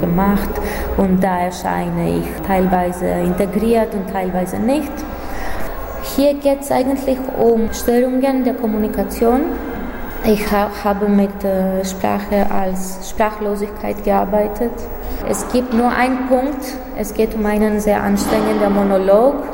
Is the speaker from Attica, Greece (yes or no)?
yes; Athens, Attica, Greece; moved away as an adult; also born or lived in Germany / Berlin; ich komme aus Athen, Griechenland